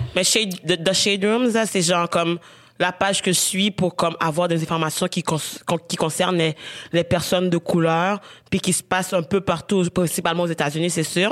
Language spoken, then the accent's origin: French; Haiti; now in Canada; j'ai grandi en Haïti, je suis partie genre peut-être genre je pense deux ans avant le tremblement de terre en Haïti.